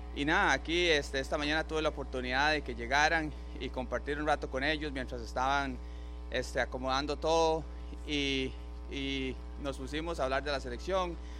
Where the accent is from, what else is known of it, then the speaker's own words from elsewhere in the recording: Costa Rica; now in New Jersey, United States; los, costarricenses que vivimos aquí